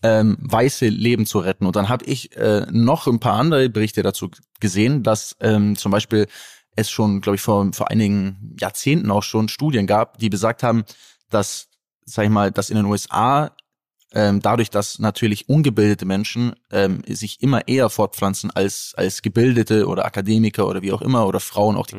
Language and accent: German; Germany; für mich als Deutscher